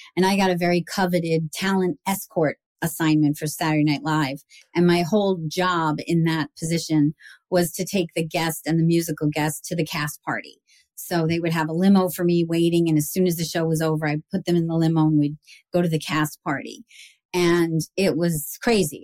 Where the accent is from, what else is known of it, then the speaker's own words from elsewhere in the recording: New York, United States; now in Montclair, United States; I was like this New Yorker